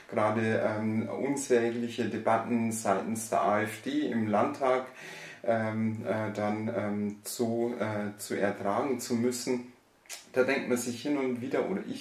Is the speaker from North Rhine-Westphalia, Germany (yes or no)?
no; Bavaria, Germany; geboren und aufgewachsen äh, bin ich im äh, Bayerischen Wald, ähm, habe da, also stamme aus ein, äh, einer einfachen Arbeiterfamilie